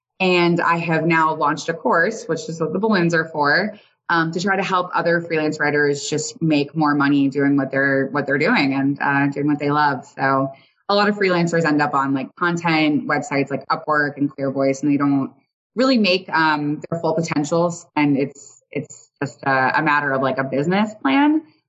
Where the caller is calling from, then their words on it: San Antonio, Texas, United States; I am coming from San Antonio, Texas.